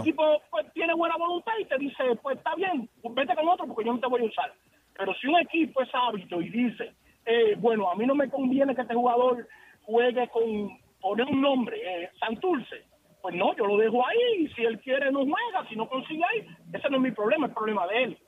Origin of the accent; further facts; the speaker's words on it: Dominican Republic; yo soy dominicano